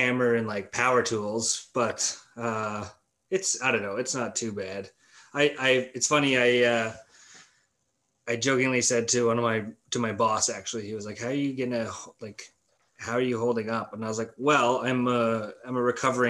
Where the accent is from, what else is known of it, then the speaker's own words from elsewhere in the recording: Manitoba, Canada; now in Winnipeg, Canada; I was born and raised in the Nepal, Manitoba